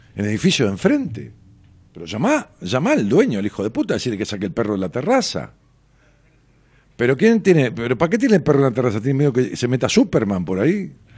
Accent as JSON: {"language": "Spanish", "town": "Ramos Mejía", "region": "Buenos Aires Province", "country": "Argentina", "tie": "born or raised there", "said": "de los viejos barrios en donde uno de ellos era el mío, allá en mi pueblo, en Ramos Mejía"}